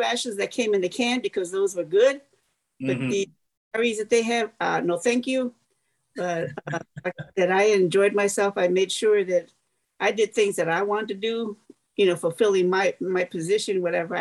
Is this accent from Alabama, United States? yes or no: no; Chicago, Illinois, United States; moved away; I was born and raised in the south side of Chicago, like 15 minutes away from Indiana